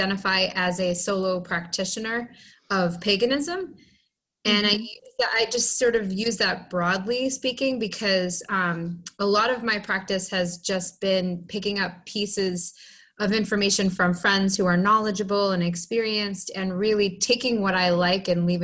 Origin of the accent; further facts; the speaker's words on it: Down East Maine, United States; moved away as an adult; also born or lived in Lynn, Massachusetts; now in Boston, United States; I was born in Lynn, Massachusetts, but my parents really struggled with living in the city. And I was actually raised in Down East Maine, but I returned to Massachusetts as pretty much as quickly as I could at about the age of 20, 21.